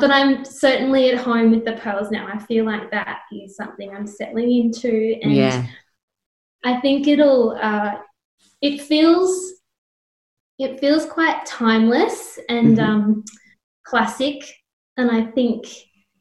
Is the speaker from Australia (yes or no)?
yes; O'Connell, New South Wales, Australia; I grew up on a small farm between Bathurst and Oberon